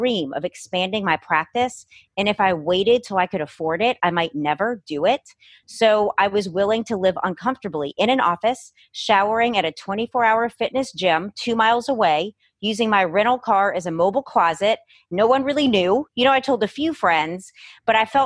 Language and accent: English; New Orleans, Louisiana, United States; also born or lived in Los Angeles; I was born and raised in New Orleans, living here my whole life.